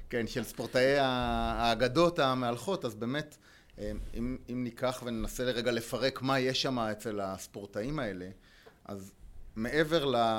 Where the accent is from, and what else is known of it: Israel; also born or lived in Spain / United States